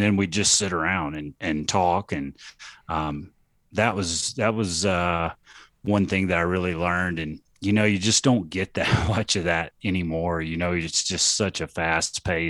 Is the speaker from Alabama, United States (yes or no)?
yes; Athens, Alabama, United States; now in Colorado, United States; I really enjoyed growing up in Athens